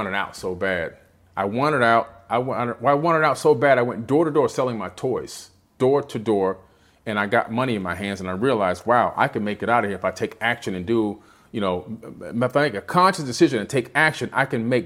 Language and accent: English; Miami, Florida, United States; also born or lived in Queens, New York; Growing up in Miami, being born in Queens, right out here in New York, right? Coming down to Miami at the age of 7